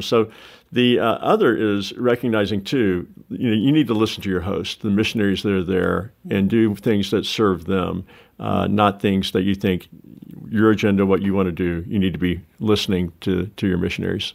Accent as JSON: {"language": "English", "region": "the South", "country": "United States", "said": "I'm a Southerner, warm culture person"}